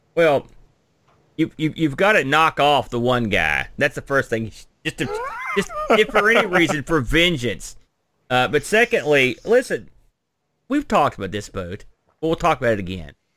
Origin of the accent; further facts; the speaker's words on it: United States; I'm an American